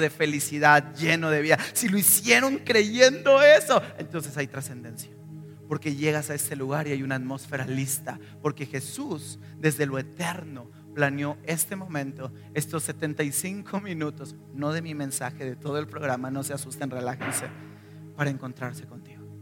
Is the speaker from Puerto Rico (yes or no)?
no; northern Mexico, Mexico; moved away; de donde yo soy, reyes ni los celebramos, jamás ni un solo rey